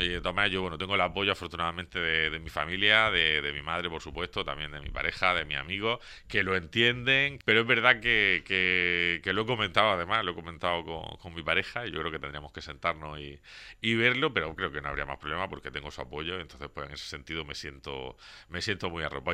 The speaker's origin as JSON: {"language": "Spanish", "town": "Torre Pacheco", "region": "Region of Murcia", "country": "Spain", "tie": "born or raised there", "said": "vecino de Pacheco desde que nací. He vivido aquí toda mi vida, toda mi vida. nací en el barrio de San Juan"}